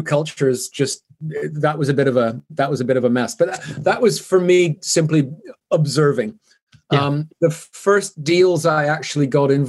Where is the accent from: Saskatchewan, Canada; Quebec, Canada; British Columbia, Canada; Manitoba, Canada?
British Columbia, Canada; Vancouver; also born or lived in Zurich; now in Switzerland; So I'm originally from Canada, which explains the funny accent, although I've lived here for many years, so it's kind of softened.